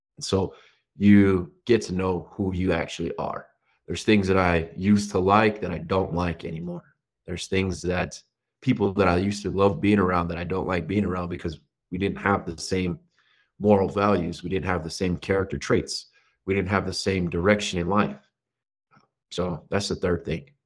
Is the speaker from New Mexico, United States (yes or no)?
yes; New Mexico, United States; I grew up middle America, is what they would call it. I'm from New Mexico